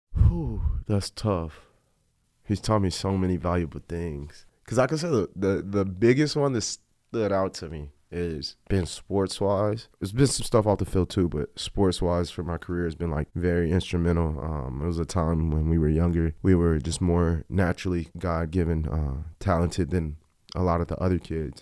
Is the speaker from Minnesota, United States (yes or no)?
no; El Paso, Texas, United States; born or raised there; also born or lived in Virginia